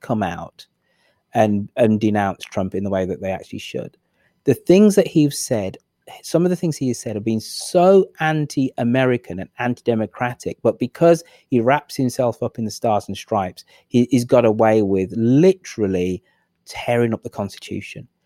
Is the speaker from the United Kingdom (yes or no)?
yes; England, United Kingdom; I'm the English person